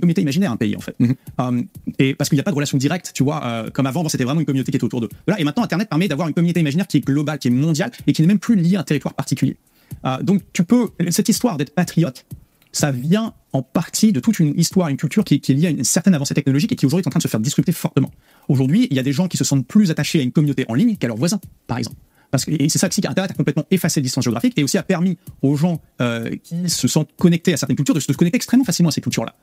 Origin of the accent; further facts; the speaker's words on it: the Nord, Hauts-de-France, France; je viens du, du Nord, euh, mes grands-parents parlaient le ch'ti